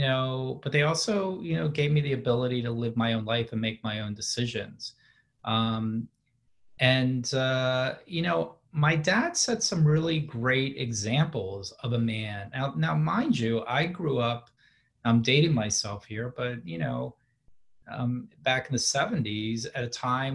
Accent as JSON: {"language": "English", "area": "D.C.", "region": "Maryland suburbs outside Washington", "country": "United States", "tie": "born or raised there", "said": "they moved out to the suburbs right outside the city in Maryland. So that's really where I grew up"}